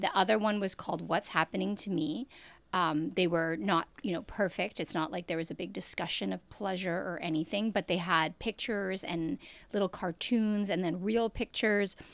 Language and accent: English; Canada; I'm born and raised in Canada.